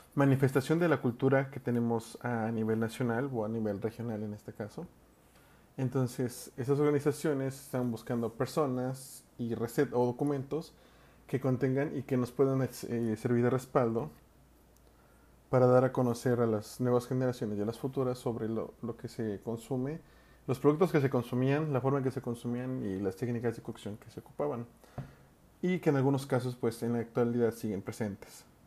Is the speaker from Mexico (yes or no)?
yes; Mexico; nosotros como gastrónomos o como mexicanos